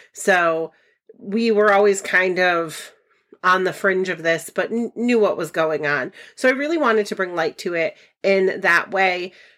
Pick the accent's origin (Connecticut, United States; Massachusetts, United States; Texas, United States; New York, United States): Connecticut, United States; Ellington; I am from Ellington, Connecticut